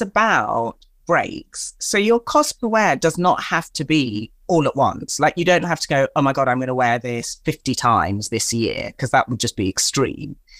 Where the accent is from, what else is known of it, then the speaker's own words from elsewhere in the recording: Tanzania; I am of African or-, origin, I'm from Tanzania in East Africa